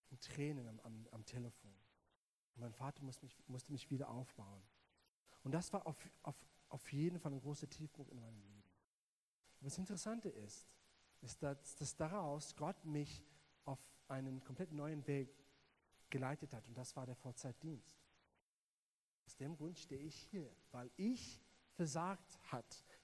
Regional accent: South Africa; German is a second language; alle hören meinen englischen Akzent und denken, ich bin Amerikaner, ähm, aber ich bin Südafrikaner. Und ähm, ja, ich bin in Südafrika groß geworden

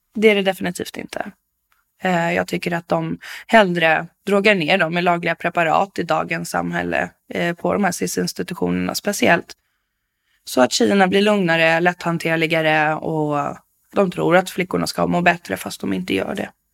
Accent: Bålsta, Uppsala County, Sweden; also born or lived in Stockholm; Jag är född i Stockholm, men jag är uppvuxen i Bålsta, eh, i ett familjehem.

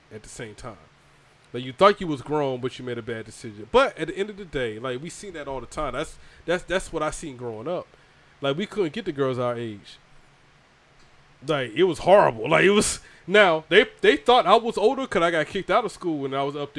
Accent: Georgia, United States; I grew up in Georgia

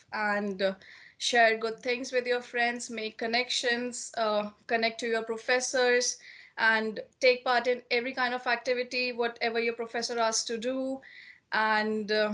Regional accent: India; moved away as an adult; now in Canada; I hail from India.

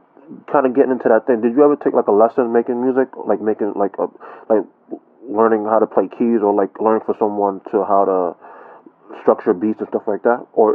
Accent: United States; I'm from the States

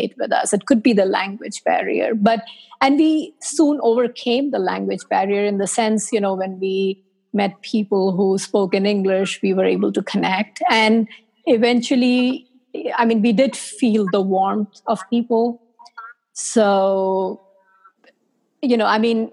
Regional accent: India; moved away as an adult; also born or lived in South Korea; now in United States; I was born and raised in India.

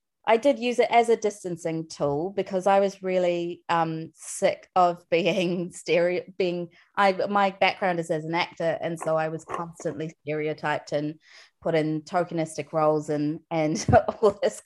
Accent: New Delhi, Delhi, India; now in New Zealand; myself as an Indian, as a person from New Delhi

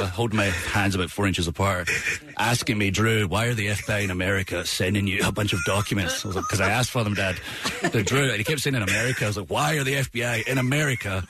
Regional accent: Scotland, United Kingdom; I was the first ever Scotsman signed to WWE

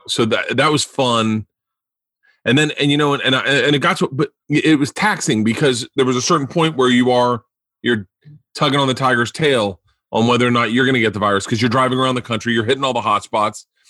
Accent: Florida, United States; growing up in Florida

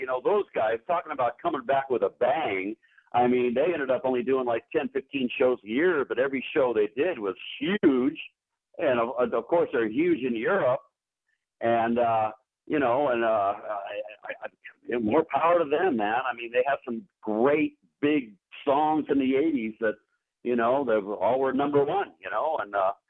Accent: California, United States; I'm playing my hometown here.

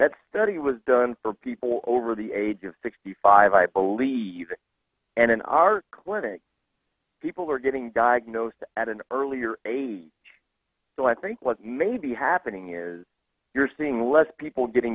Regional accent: Texas, United States; I'm from Texas

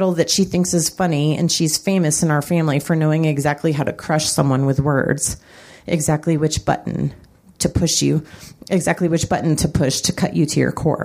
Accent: Colorado Springs, Colorado, United States; my hometown of Colorado Springs

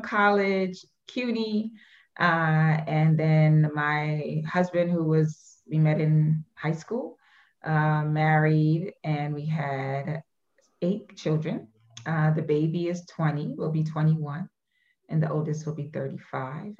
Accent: New York City, New York, United States; born and raised in Brooklyn, New York.

